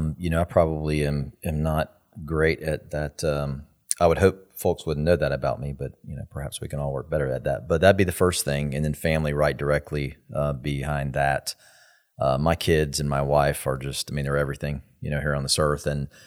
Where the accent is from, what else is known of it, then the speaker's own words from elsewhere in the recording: Tallahassee, Florida, United States; So I grew up here in Tallahassee all the way through.